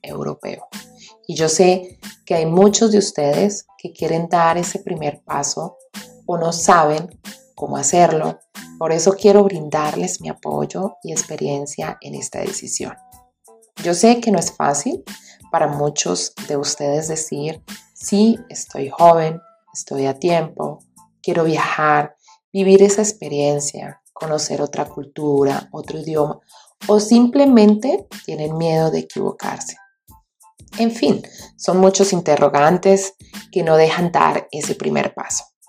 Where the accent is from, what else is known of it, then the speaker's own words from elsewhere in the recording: Colombia; moved away as an adult; also born or lived in Bucaramanga, Santander; now in Germany; soy colombiana